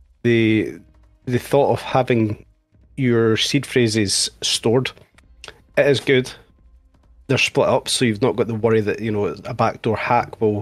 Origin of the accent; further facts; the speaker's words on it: Scotland, United Kingdom; I am Scottish